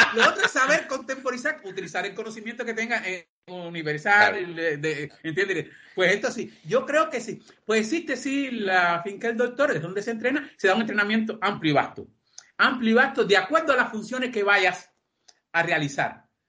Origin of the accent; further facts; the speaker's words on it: Cuba; moved away as an adult; now in Spain; como cubano